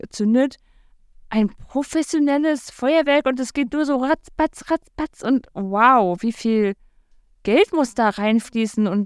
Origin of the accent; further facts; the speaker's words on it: the East, eastern Germany, Germany; Aber ich komme aus dem Osten.